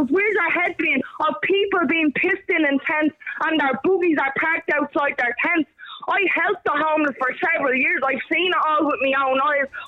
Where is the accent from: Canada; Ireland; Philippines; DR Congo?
Ireland; Dublin, Leinster; moved away as an adult; now in Longford, Ireland; I'm from Blanchardstown, yeah? But I live in Longford the past eight years, right? Not that you know by my accent, right?